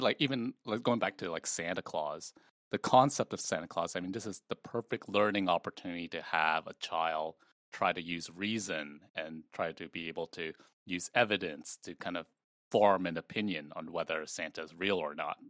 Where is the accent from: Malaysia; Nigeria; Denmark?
Malaysia; moved away; I was born in Malaysia